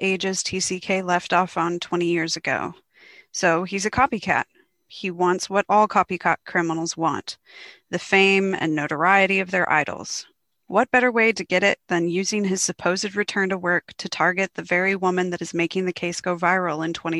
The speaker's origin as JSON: {"language": "English", "country": "United States", "moved": "yes", "lives_now": "Australia", "said": "I am considered an Australian author as well as an American author since I've lived here for 7 years now and I'm a dual citizen"}